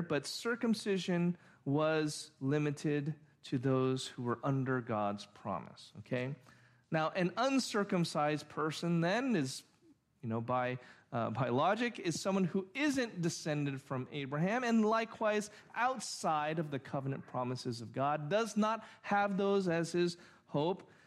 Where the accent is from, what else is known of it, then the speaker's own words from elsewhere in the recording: Orange, California, United States; also born or lived in Santa Ana; after I was six or seven, we moved to Orange from Santa Ana